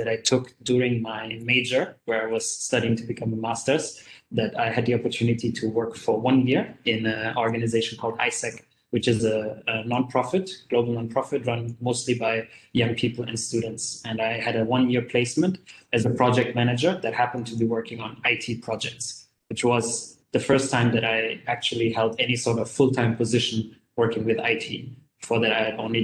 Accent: Germany; now in Kuala Lumpur, Malaysia; I'm originally from Germany, but currently I live and work in Kuala Lumpur in Malaysia

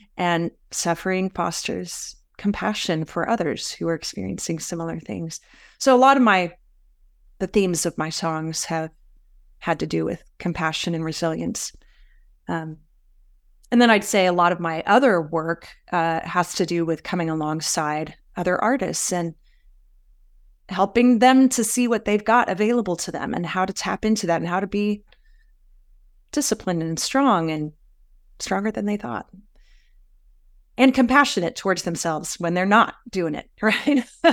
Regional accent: the South, United States; also born or lived in Raleigh, North Carolina; I grew up a lot in the South and in the church.

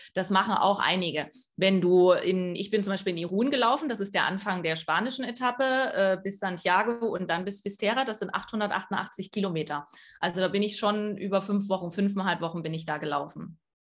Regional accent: East Germany, Germany; ich bin äh, in, in Ostdeutschland groß geworden

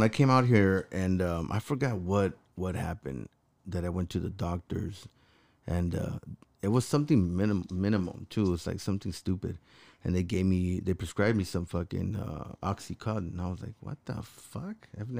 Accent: Los Angeles, California, United States; look, I came from Los Angeles, and I used to fight a lot, right?

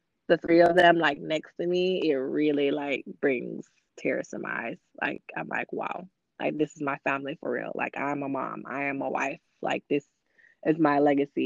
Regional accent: Jamaica; now in Atlanta, United States; I'm Jamaican

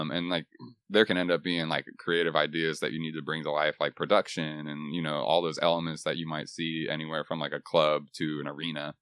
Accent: Texas, United States; moved away as an adult; also born or lived in Boston; now in Nashville, United States; I was born and raised in Texas

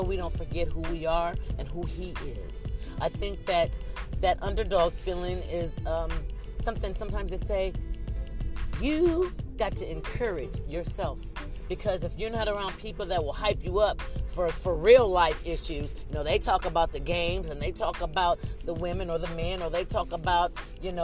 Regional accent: Ohio, United States; moved away; I'm originally from Ohio

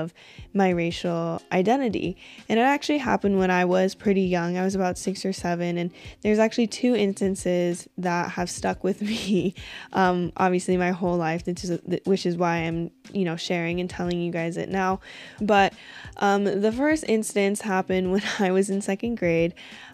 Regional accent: Washington, United States; also born or lived in Colorado; they had me in Colorado, and then we moved to a small town here in Washington State

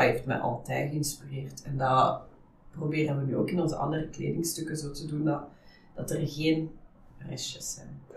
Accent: Ghent, Flanders, Belgium; also born or lived in Netherlands; ik ben oorspronkelijk Nederlandse. Mhm. Eh, ik woon ondertussen wel echt al bijna heel mijn leven in Gent

